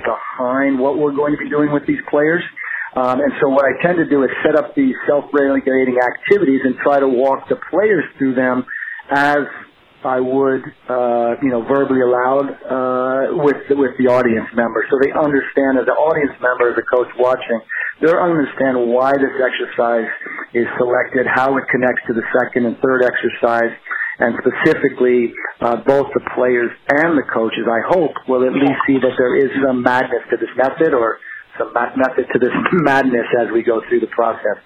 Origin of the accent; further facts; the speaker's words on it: New England, United States; I'm from New England